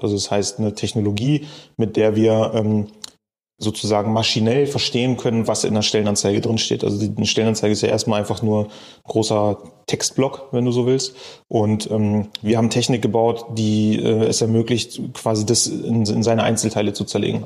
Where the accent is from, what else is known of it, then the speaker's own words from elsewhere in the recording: Bremen, Germany; also born or lived in Cologne; now in Berlin, Germany; Ich komme gebürtig eigentlich aus Bremen